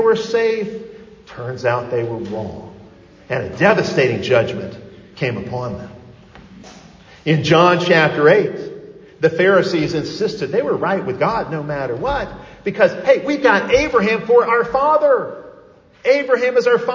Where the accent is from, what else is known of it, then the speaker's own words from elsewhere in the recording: outside of Chicago, Illinois, United States; moved away; I grew up outside of Chicago